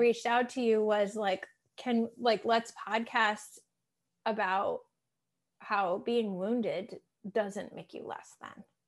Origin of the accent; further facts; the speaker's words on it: Massachusetts, United States; I'm from Massachusetts